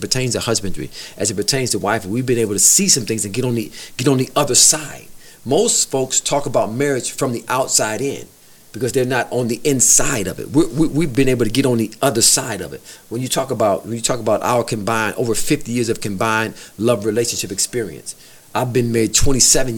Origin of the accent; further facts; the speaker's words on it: Detroit, Michigan, United States; I grew up in Detroit, east side of Detroit